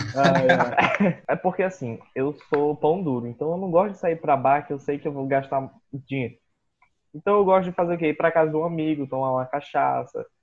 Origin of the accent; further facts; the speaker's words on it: Boa Vista, Roraima, Brazil; Eu também sou nascido e criado aqui em Boa Vista, produto regional